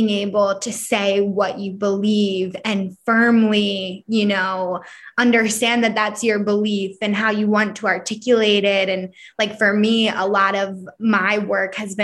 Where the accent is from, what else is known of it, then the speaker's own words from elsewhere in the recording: Philadelphia, Pennsylvania, United States; growing up where I grow up, like I'm from Philadelphia